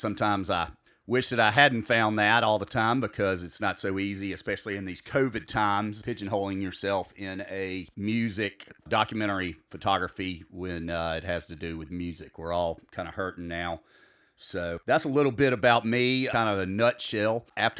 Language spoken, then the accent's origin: English; Macon, Georgia, United States; moved away; also born or lived in Mississippi; I grew up in Macon, Georgia, the home of … Capricorn Records